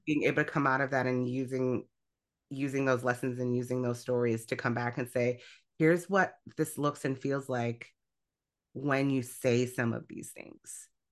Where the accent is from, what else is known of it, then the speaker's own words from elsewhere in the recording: Illinois, United States; also born or lived in Grand Rapids, Michigan; now in Michigan, United States; the church I grew up in, I grew up in Illinois